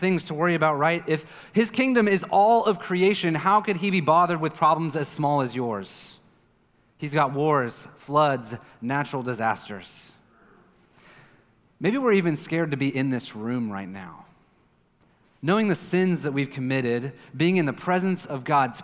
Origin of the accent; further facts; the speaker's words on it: Kansas City, United States; now in Puerto Rico; I'm from Kansas City